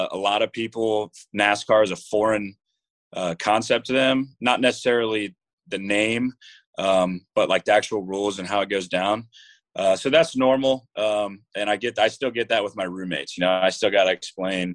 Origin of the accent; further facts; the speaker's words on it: Jacksonville, Florida, United States; I'm from Jacksonville, Florida.